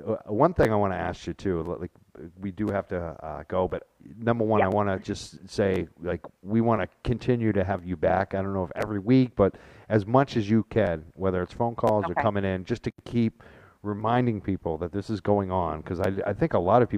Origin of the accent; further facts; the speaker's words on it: Byfield, Massachusetts, United States; I grew up in Byfield, so obviously I know a lot of folks from Newburyport